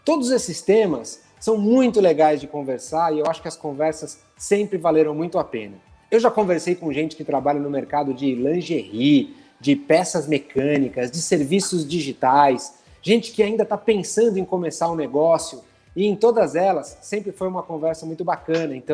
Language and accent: Portuguese; São Paulo, Brazil; Eu sou de São Paulo e eu estou à frente do marketing do McDonald's hoje